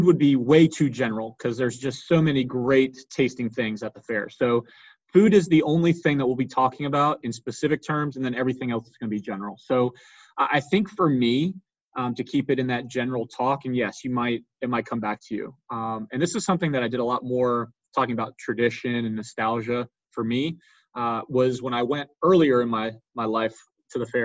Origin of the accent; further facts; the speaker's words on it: Fuquay-Varina, North Carolina, United States; I've born and raised in Fuquay